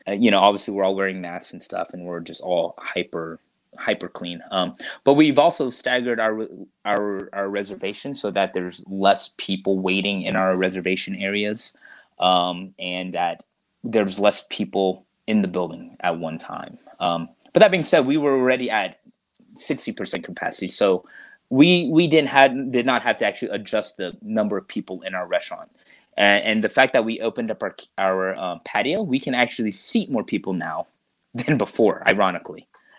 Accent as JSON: {"language": "English", "region": "Deep South", "country": "United States", "tie": "born or raised there", "said": "that really just kind of comes from my mom and growing up in the Deep South."}